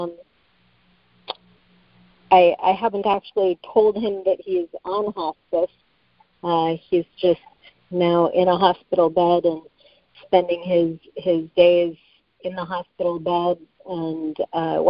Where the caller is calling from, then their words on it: Las Vegas, Nevada, United States; I'm calling from Las Vegas